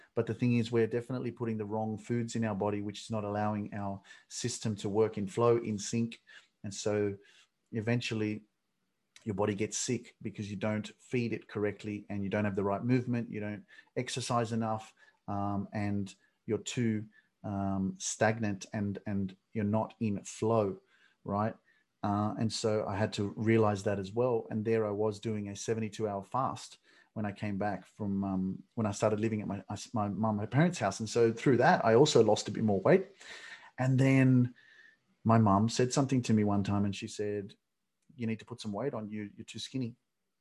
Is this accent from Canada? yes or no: no; Sydney, New South Wales, Australia; also born or lived in Newcastle; I grew up in Sydney